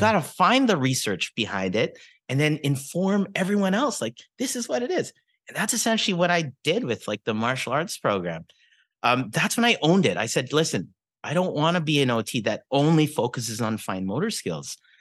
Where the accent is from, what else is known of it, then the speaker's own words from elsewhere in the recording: Regina, Saskatchewan, Canada; growing up in the eighties, nineties, early two thousands, you know, Philippine culture in Regina, Saskatchewan